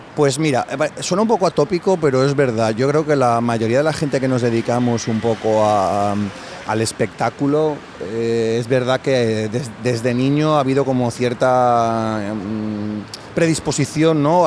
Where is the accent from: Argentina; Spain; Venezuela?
Spain; Sueca, Valencian Community; now in Valencia, Spain; En mi pueblo también, en Sueca